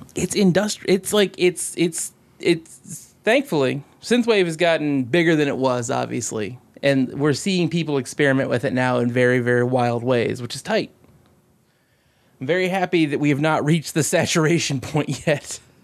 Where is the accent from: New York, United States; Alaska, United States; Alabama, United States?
Alaska, United States; a fat dude from Alaska